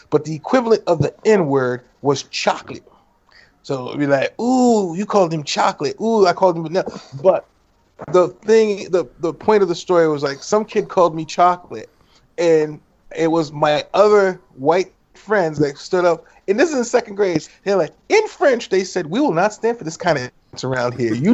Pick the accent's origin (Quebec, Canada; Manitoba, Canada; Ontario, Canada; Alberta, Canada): Quebec, Canada; Montreal; As a um, a child growing up in Montreal, Canada